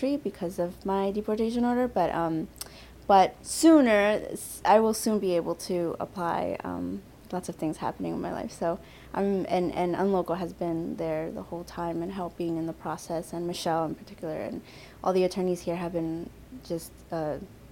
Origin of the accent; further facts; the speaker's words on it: Bolivia; now in New York, United States; I'm from Bolivia